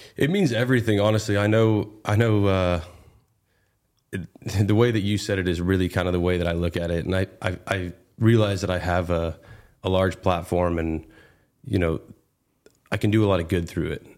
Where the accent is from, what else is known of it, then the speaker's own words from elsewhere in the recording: Northern California, United States; I grew up in Northern California